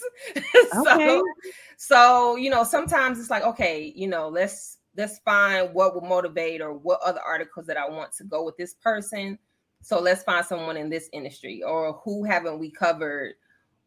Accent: Joliet, Illinois, United States; I was from the Midwest

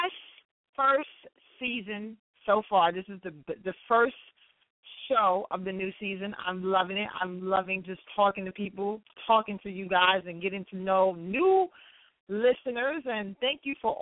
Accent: New York City, New York, United States; Riverside Church in Harlem, New York, my hometown

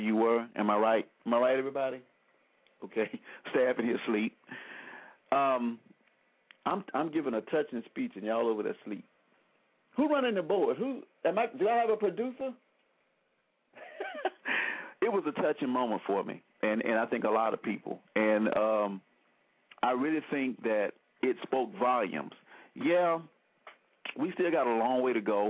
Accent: Selma, Alabama, United States; I grew up in Selma, Alabama, and we watched the Klan riot when I was a little boy

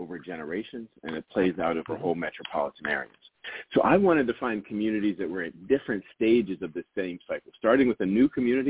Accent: Penn Hills, Pennsylvania, United States; moved away; also born or lived in Philadelphia; I grew up in an inner ring suburb of Pittsburgh called Penn Hills. And I'm white, my family's white.

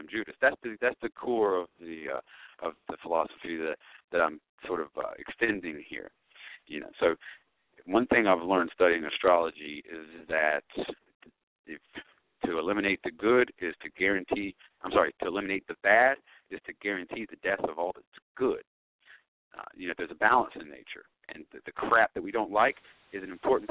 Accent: United States

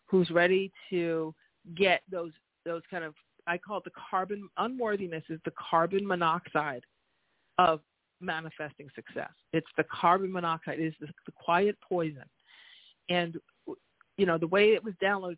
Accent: New York, United States; I always do a little New York, speediness and, being a New Yorker

